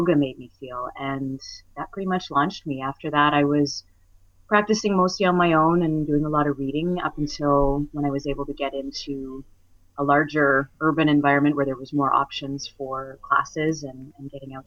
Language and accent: English; Alberta, Canada; I grew up in Alberta